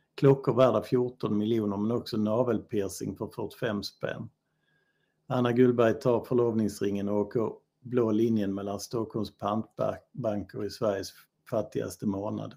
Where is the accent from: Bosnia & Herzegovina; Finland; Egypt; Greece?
Bosnia & Herzegovina; also born or lived in Helsingborg, Sweden; now in Sweden; jag är från Bosnien